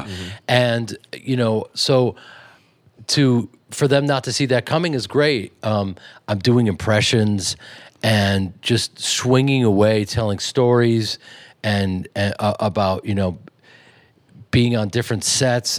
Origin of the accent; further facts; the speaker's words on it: Chicago, Illinois, United States; growing up in Chicago